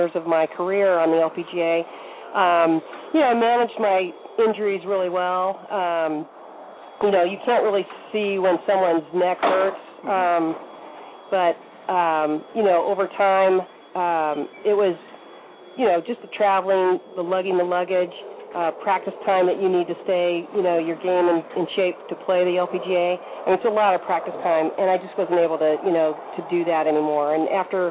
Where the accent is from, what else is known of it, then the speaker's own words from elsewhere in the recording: New Mexico, United States; moved away as an adult; also born or lived in Ohio; now in Atlanta, United States; I grew up in New Mexico, which is, you know, right out here in the desert